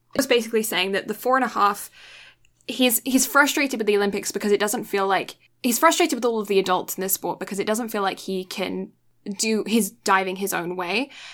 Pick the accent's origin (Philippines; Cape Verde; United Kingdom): United Kingdom; as a British person